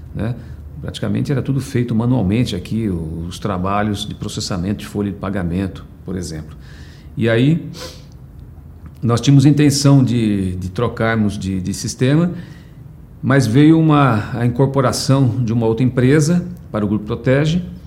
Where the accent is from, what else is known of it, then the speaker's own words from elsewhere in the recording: São Paulo, Brazil; nasci em São Paulo em 19 de julho de 1963